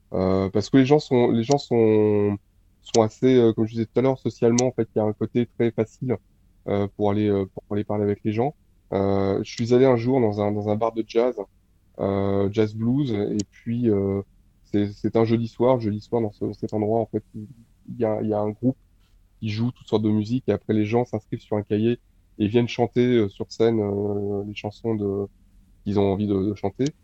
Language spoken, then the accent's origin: French; France; moved away as an adult; now in Detroit, United States; moi je suis français